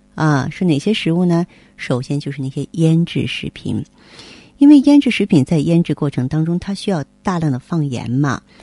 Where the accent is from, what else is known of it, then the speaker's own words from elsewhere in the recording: China; 我们中国人